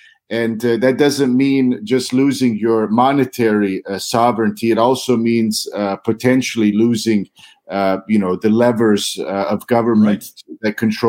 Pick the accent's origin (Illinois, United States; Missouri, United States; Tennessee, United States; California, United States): Missouri, United States; St. Joseph; I'm originally from Missouri, so your viewers should know I grew up just north of Kansas City on the border of Missouri and Kansas.